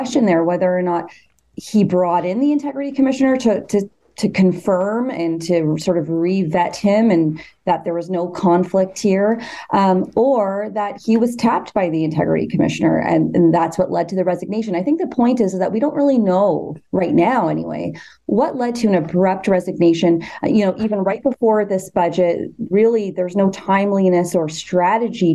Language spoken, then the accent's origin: English; Canada; as a Canadian